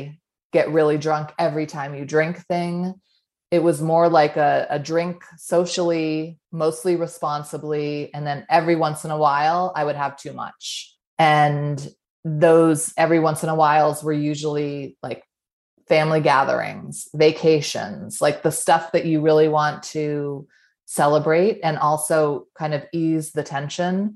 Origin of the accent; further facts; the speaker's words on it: New England, United States; moved away as an adult; now in Utah, United States; I grew up in New England. I've been in Utah for the last 15 or 16 years